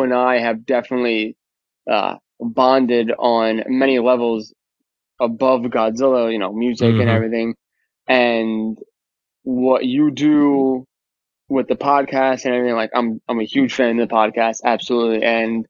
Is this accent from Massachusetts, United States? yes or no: no; New York, United States; accent: New York; moved away as an adult; now in New Jersey, United States; I grew up in New York I lived in New York for 26 years and I've been a Jersey resident for, I don't know now